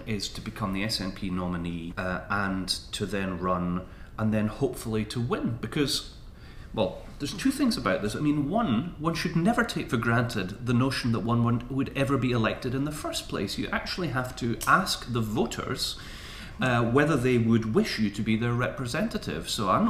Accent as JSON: {"language": "English", "town": "Edinburgh", "region": "Scotland", "country": "United Kingdom", "tie": "born or raised there", "also_born_or_lived": "London / Moray", "said": "I grew up in Stockbridge. I went to Broughton High School. My first jobs were in the centre of Edinburgh. It's where I've come back to. It's Edinburgh is where I live."}